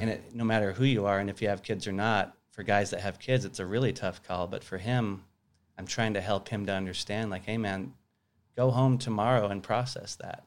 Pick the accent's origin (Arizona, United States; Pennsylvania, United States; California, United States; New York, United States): Arizona, United States; Tucson; also born or lived in Sierra Vista, Arizona / Flagstaff, Arizona / Phoenix, Arizona; born in Tucson, lived there till I was fifteen, then I moved to Sierra Vista, which is a small town in southern Arizona.